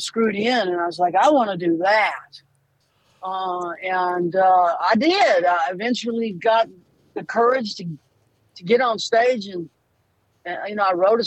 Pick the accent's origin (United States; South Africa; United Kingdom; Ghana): United States; Louisiana; moved away; also born or lived in Boston; I'm from Louisiana